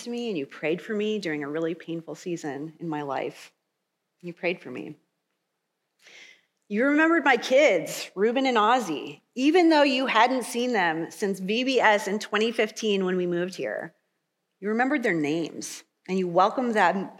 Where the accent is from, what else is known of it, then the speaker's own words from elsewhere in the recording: Michigan, United States; now in Kansas, United States; I'm from Michigan